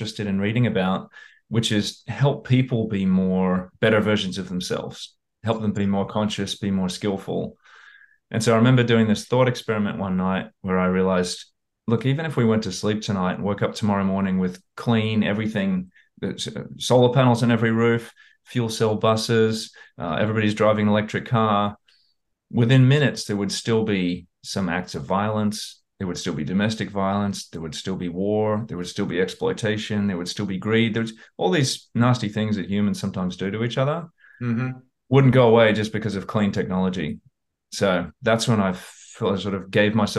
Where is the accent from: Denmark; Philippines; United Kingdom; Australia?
Australia; moved away as an adult; also born or lived in Houston, Texas, United States; now in United States; I grew up in Australia, but I happened to be born in America. I was born in Houston